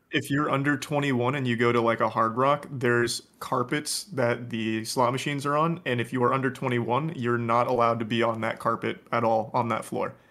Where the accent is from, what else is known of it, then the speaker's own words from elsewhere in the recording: Florida, United States; moved away; I grew up in Florida